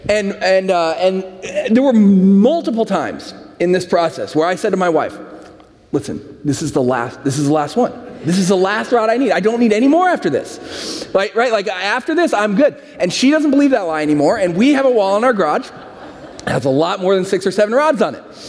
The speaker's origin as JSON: {"language": "English", "town": "San Francisco", "region": "California", "country": "United States", "moved": "yes", "said": "I'm from San Francisco"}